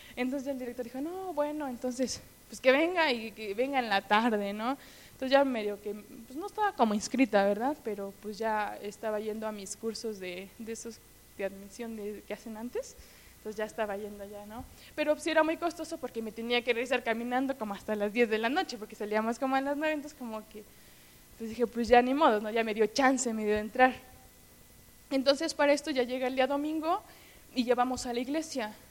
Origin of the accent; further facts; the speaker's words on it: Hermosillo, Hidalgo, Mexico; yo soy de un pueblo que se llama Hermosillo, eh, que está por Actopa, como a hora y media de aquí